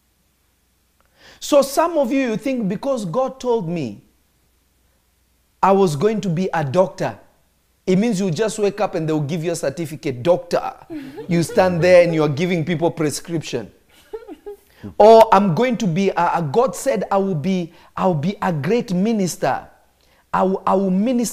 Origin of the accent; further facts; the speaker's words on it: Kenya; I grew up in Kenya. I'm not Kenyan, but I grew up in Kenya